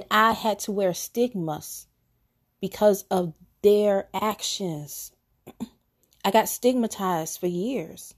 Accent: Chicago, Illinois, United States; I am from Chicago

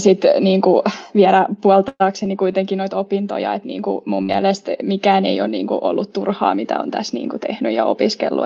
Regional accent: Espoo, Uusimaa, Finland; moved away as an adult; now in Turku, Finland; Espoosta olen kotoisin ja tänne Turkuun olen eksynyt nyt opintojen perässä.

